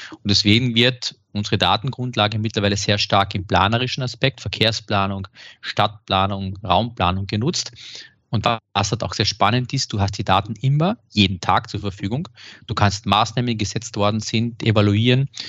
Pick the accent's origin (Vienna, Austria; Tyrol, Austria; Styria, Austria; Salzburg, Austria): Styria, Austria; Graz; Und ich darf jetzt aus, aus meiner Heimatstadt in Graz mal sowas sagen.